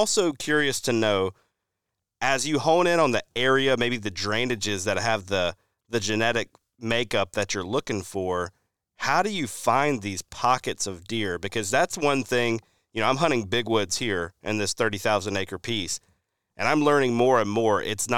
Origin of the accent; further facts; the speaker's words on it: Alabama, United States; I think of a place we were on when I growing up in Alabama